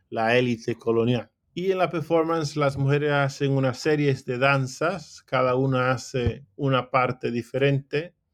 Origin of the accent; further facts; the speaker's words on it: Mexico; para mí es una declaración de parte de las mujeres que somos mexicanas, ¿no?